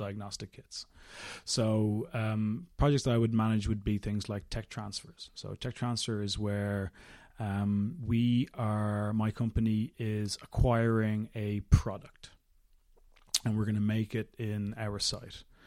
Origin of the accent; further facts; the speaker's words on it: Dublin, Leinster, Ireland; also born or lived in London; So I was born and brought up in Dublin